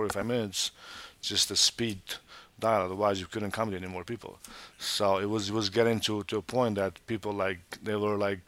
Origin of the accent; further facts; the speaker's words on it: Montenegro; now in United States; I was born in Montenegro. I'm Albanian from Montenegro